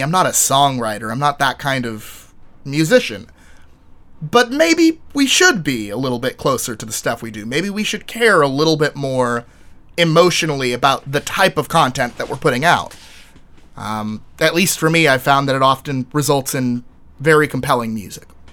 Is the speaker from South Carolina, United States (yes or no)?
no; Texas, United States; moved away; I was from Texas